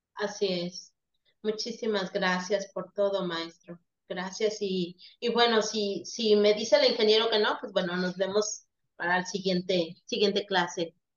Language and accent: Spanish; Veracruz, Mexico; soy de acá de Veracruz